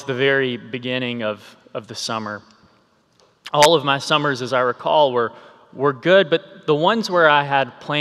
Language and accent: English; South Carolina, United States; an Air Force base near my hometown.